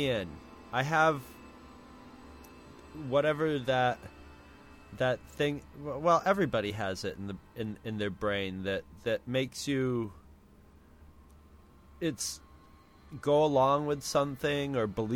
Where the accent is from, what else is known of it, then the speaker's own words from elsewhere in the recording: Carthage, New York, United States; I came from Carthage, New York